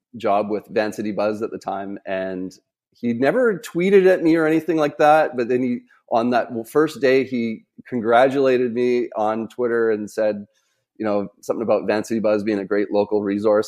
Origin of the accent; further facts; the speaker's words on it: Vancouver, British Columbia, Canada; around my age that, growing up in Vancouver